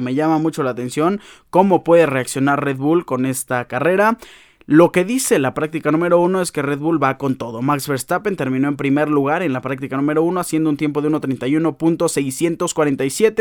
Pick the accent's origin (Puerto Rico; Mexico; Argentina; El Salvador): Mexico; así somos los mexicanos